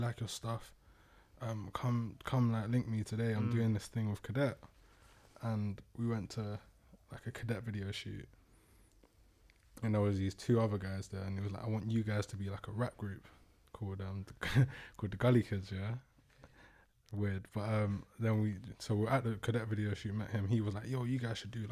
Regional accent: Thornton Heath, Croydon, London, United Kingdom; I grew up in Fulton Heath

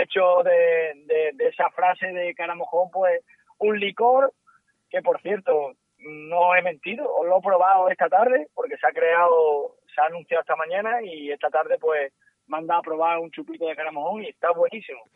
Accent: Almendralejo, Extremadura, Spain; also born or lived in Seville; soy de Almendralejo, pero he nacido en Sevilla.

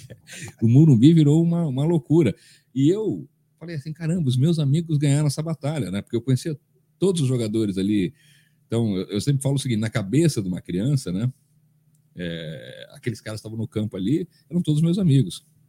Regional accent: São Paulo, Brazil; born or raised there; also born or lived in Rio de Janeiro

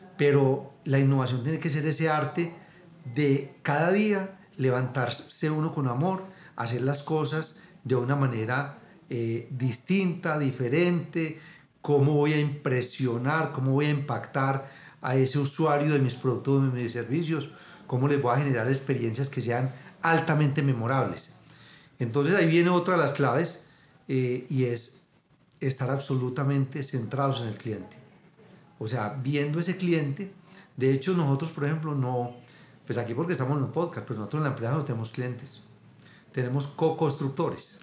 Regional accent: Abejorral, Antioquia, Colombia; yo me crié en Abejorral, un pueblito aquí a dos horas de Medellín

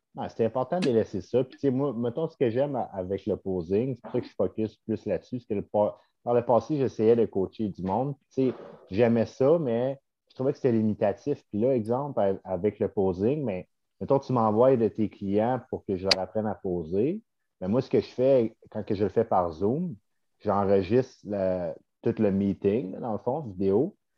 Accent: Sainte-Agathe-des-Monts, Quebec, Canada; je viens de Saint-Agathe-des-Monts

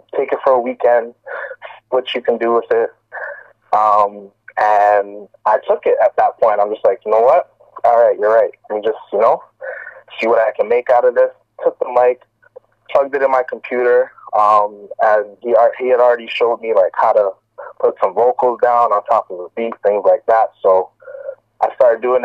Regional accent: Toronto, Ontario, Canada; I'm born and raised in Toronto, been here my whole life

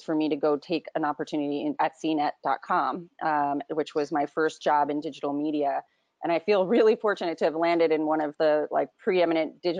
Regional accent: New Jersey, United States; also born or lived in Breezy Point, Queens, New York / London, United Kingdom; I grew up in New Jersey, in rural New Jersey, and also probably spent half my life in New York in a little town called Breezy Point, New York

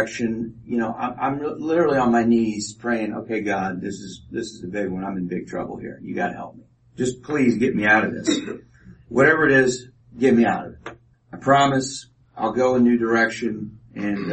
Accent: Kansas City, Missouri, United States; I was born in Kansas City, Missouri. My mom and I lived there

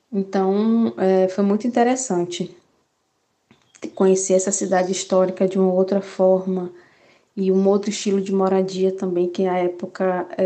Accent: Santo Antônio de Jesus, Bahia, Brazil; escolher uma universidade que fosse próxima à minha cidade, sou de Santo Antônio de Jesus

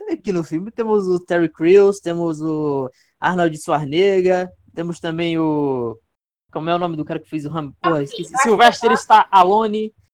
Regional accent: Northeast Region, Brazil; Ainda mais pra mim que, pra mim que sou do Nordeste, né?

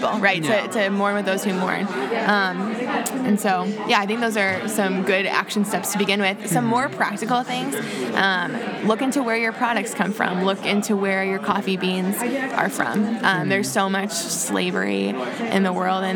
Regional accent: United States; I'm from America, I speak English

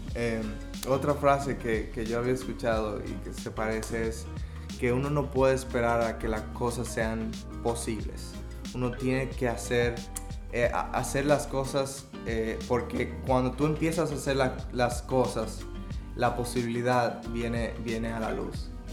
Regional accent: Dominican Republic; moved away as an adult; now in Vancouver, Canada; fui eh, de regreso eh, de vacaciones a República Dominicana

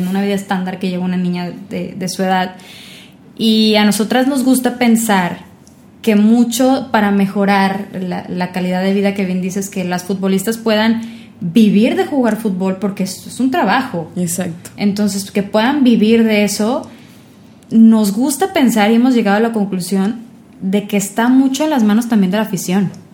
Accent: Sinaloa, Mexico; now in Monterrey, Mexico; Yo la verdad no soy de aquí, yo soy de Sinaloa.

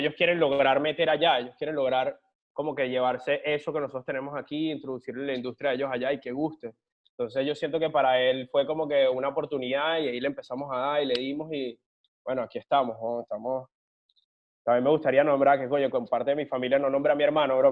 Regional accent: Caracas, Capital District, Venezuela; moved away as an adult; now in Miami, United States; me gradué allá en Venezuela, en Caracas

